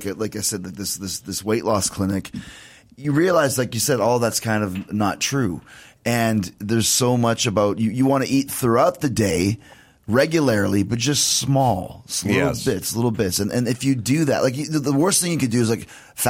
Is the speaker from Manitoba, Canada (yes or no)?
yes; Winnipeg, Manitoba, Canada; moved away; I grew up in Winnipeg